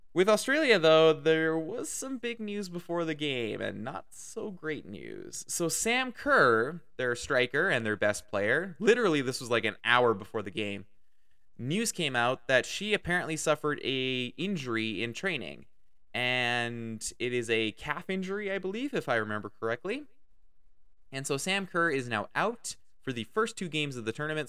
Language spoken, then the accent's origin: English; Canada; I am Canadian. I live in Canada.